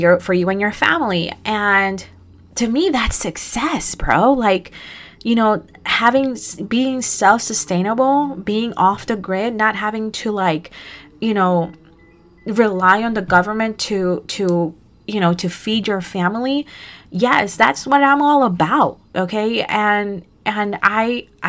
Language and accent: English; Costa Rica; now in New Jersey, United States; I was born in Costa Rica